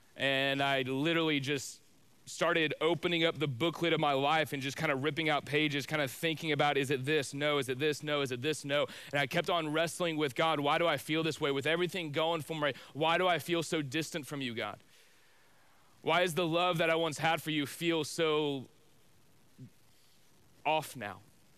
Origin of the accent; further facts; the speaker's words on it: Spring, Texas, United States; I grew up in Spring, Texas, which is just north of Houston.